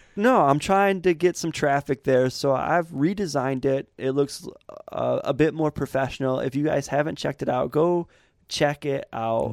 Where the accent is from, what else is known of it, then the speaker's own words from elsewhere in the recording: Montrose, Michigan, United States; I grew up in Montrose, man. Montrose, Michigan, kind of farmland